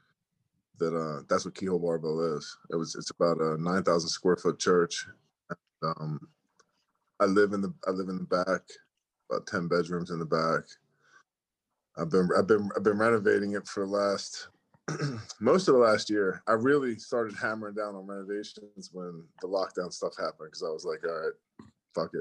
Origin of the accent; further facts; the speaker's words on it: Chester, Pennsylvania, United States; also born or lived in Upper Darby, Pennsylvania; I grew up in like Upper Darby area. Well, actually I grew up in Chester first.